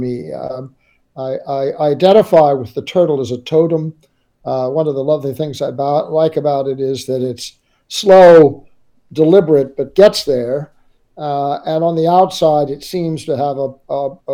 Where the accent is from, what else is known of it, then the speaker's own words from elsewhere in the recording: St. Louis, Missouri, United States; Well, I was a city boy. I was born in St. Louis, about as far from every coast that you can be in the United States.